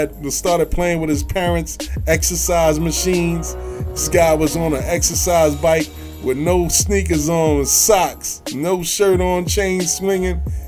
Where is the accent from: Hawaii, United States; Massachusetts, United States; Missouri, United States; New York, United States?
New York, United States; New York City; I'm from Queens